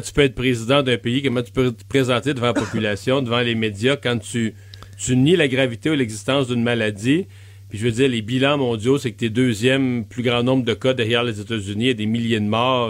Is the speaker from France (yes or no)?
no; Bas-Saint-Laurent, Quebec, Canada; mon coin de pays, dans le bas du fleuve